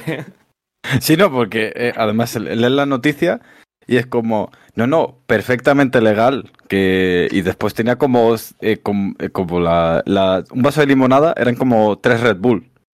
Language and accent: Spanish; Spain; como buen español